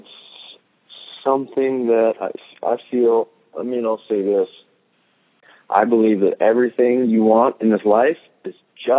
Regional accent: Santa Cruz, California, United States; Growing up in California, in the Bay Area

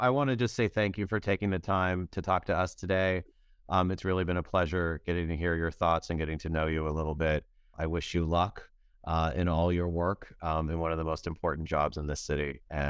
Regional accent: California, United States; now in New York, United States; I grew up in California.

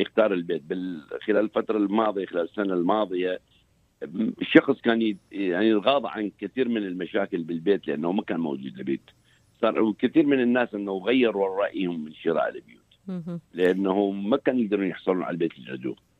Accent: Iraq; moved away as an adult; now in United States; احنا كعراقيين

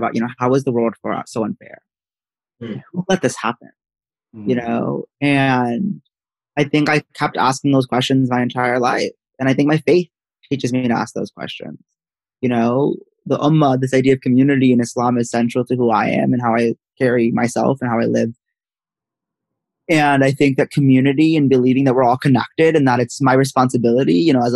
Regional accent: Princeton, New Jersey, United States; I'm from Princeton, New Jersey, where I am right now

